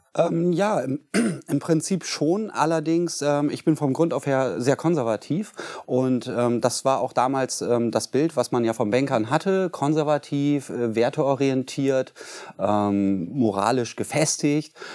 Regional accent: Bremen, Germany; bin gebürtiger Bremer, in zweiter Generation

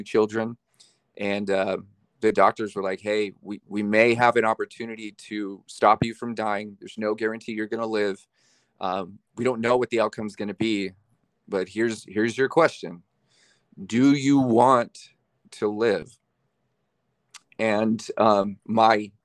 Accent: Bakersfield, California, United States; I was born in Bakersfield. I'm a California cat. Born in Bakersfield

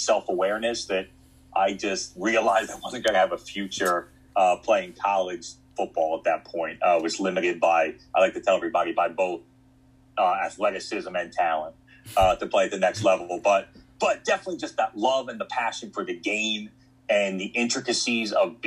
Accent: West Chester, Pennsylvania, United States; also born or lived in Oklahoma / Texas / Virginia / Shippensburg, Pennsylvania; I'm from Philadelphia area originally, was born and lived most of my life in like Westchester, Pennsylvania, so southeastern part of the state

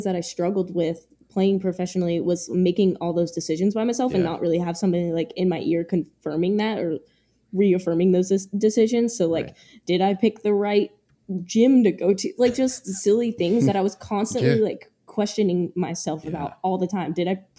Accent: Bronx, New York, United States; From the Bronx.

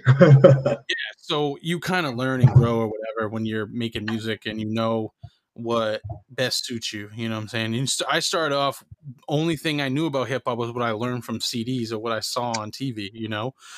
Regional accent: Maine, United States; where I grew up in Maine was like you know Maine is white

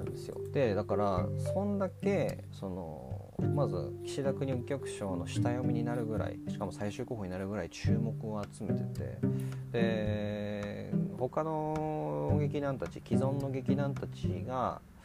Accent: Miyagi, Japan; 僕が宮城県出身

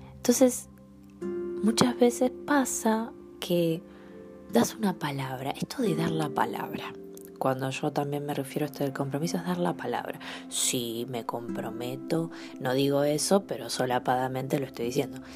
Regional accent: Argentina; como argentinos

